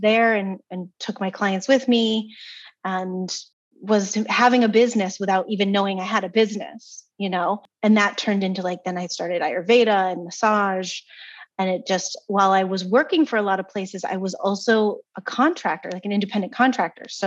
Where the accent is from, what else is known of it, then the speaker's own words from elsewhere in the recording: East Coast, United States; moved away; also born or lived in California; I was from the East Coast.